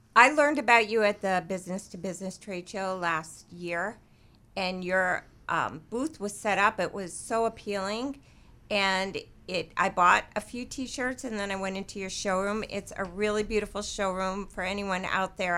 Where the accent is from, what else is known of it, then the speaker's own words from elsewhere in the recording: New York, United States; moved away; I'm from New York